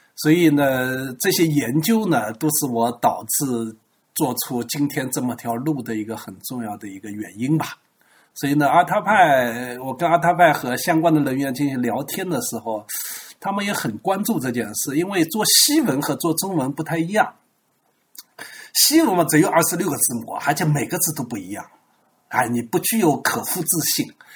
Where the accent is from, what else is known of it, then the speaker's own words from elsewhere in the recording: China; 作为一个中国人肯定要研究汉字